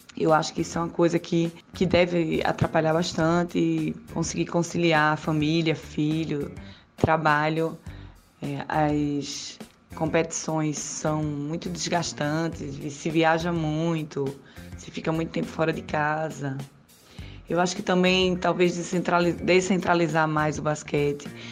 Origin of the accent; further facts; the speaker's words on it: Recife, Pernambuco, Brazil; eu sou de Recife